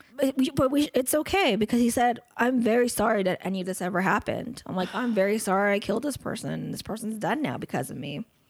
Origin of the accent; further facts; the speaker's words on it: United States; I'm American